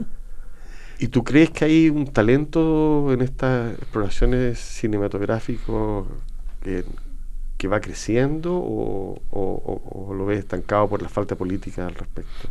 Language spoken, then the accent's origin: Spanish; Chile; como chileno